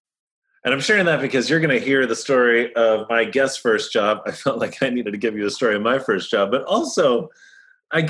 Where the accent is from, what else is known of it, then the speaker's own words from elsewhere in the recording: Sleepy Hollow, New York, United States; also born or lived in Tarrytown; I'm from Westchester. I grew up in Sleepy Hollow and Tarrytown